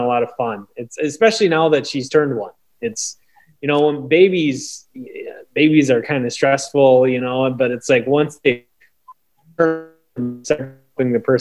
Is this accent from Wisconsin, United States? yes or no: yes; Oconto Falls, Wisconsin, United States; I grew up in Oconto Falls, Wisconsin, which is about 30 miles from Green Bay.